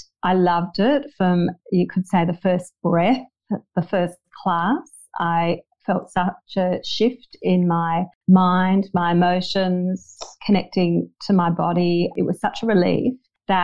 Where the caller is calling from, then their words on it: Bondi, New South Wales, Australia; Oh, yes, I am speaking from Bondi.